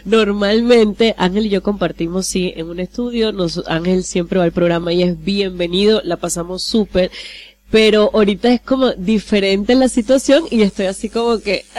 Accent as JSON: {"language": "Spanish", "town": "Maracaibo", "region": "Zulia", "country": "Venezuela", "tie": "born or raised there", "also_born_or_lived": "Bonaire", "accent": "maracucha", "moved": "as an adult", "lives_now": "Curaçao", "said": "nací en Maracaibo y bueno, yo me crié prácticamente en Maracaibo toda mi vida hasta los 17 años"}